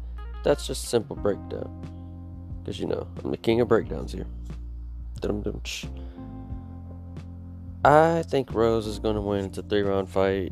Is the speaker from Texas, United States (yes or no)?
yes; Dallas, Texas, United States; I'm from Dallas